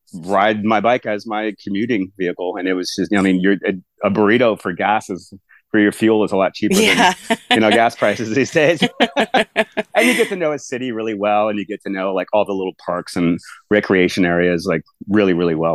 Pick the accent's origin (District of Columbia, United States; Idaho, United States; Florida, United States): Florida, United States; Palm Beach Gardens; moved away as an adult; also born or lived in Gainesville, Florida / Asheville, North Carolina; I grew up in Southeast Florida, like Palm Beach Gardens, Jupiter area.